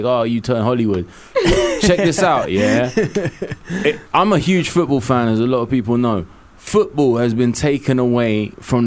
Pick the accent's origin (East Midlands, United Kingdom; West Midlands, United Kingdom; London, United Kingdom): London, United Kingdom; also born or lived in Hackney, London; I was born in Kilburn. I was raised in Willesden Green, Kilburn, and Cricklewood.